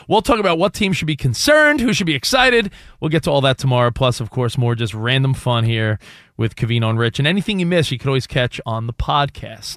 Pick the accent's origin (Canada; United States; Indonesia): United States; New York; a kid growing up on the East Coast, I grew up in New York